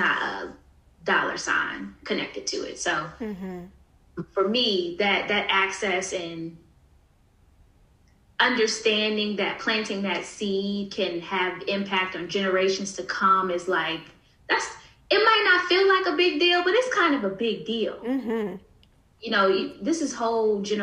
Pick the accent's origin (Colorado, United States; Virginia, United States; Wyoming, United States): Virginia, United States; Newport News; born or raised there